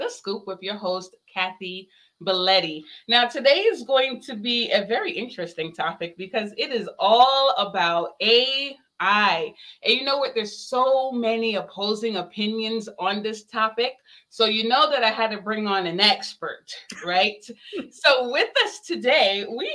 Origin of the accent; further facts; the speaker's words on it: Barbados; moved away; I'm originally from Barbados